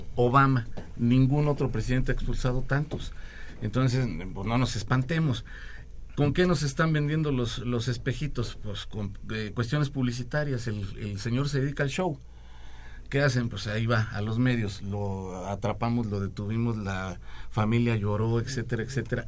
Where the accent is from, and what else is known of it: Mexico